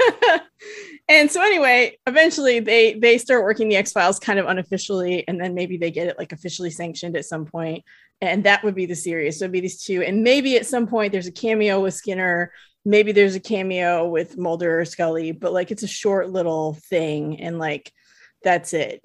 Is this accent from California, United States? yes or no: yes; California, United States; I'm from California. We say hella